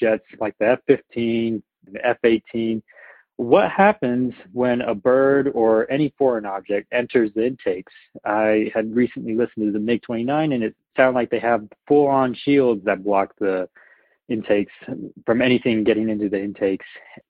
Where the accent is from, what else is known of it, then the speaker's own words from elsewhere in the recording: Santa Cruz, California, United States; now in Boulder, United States; calling from Boulder, Colorado. I'm from Santa Cruz, California.